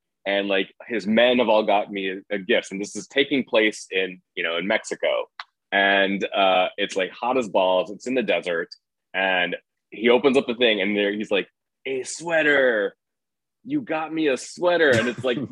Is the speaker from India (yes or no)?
yes; India; I'm South Asian. My parents are from India. I'm from India.